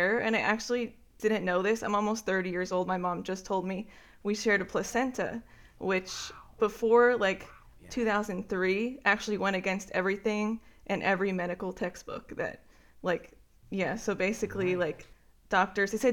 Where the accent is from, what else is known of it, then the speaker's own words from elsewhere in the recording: New Jersey, United States; I've been here my whole life